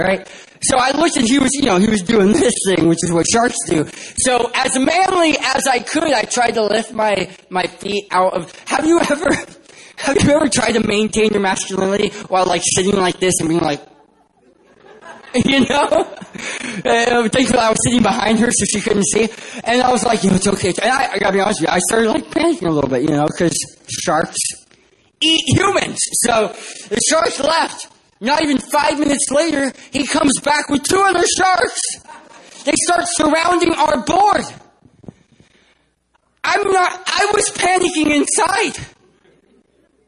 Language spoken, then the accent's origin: English; San Diego, California, United States; I'm from San Diego, California, not San Diego, Texas